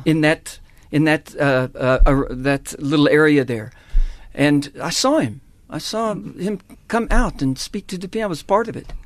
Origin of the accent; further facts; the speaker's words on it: Texas, United States; moved away as an adult; now in South Africa; That's where I was born and raised in Texas